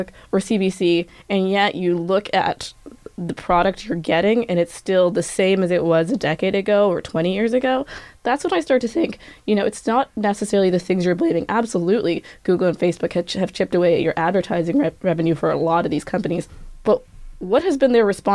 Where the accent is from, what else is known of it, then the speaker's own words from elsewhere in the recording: Kenya; now in Canada; I'm Kenyan